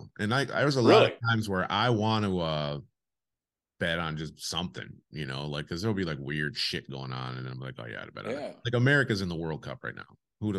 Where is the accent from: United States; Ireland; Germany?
United States; moved away; I'm American. I just don't happen to be at home right now.